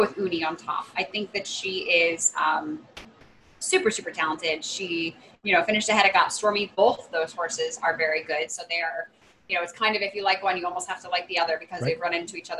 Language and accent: English; near Belmont Park, New York, United States; moved away; I grew up 8 miles away from Belmont.